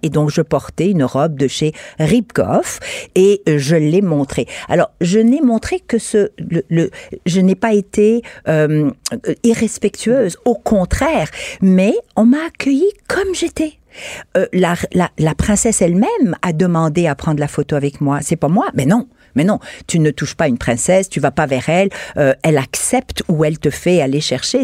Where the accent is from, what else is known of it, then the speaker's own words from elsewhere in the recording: Quebec, Canada; Je suis québécoise, canadienne, je suis femme, je suis européenne, je suis universelle, puisque je viens d'origine multiple.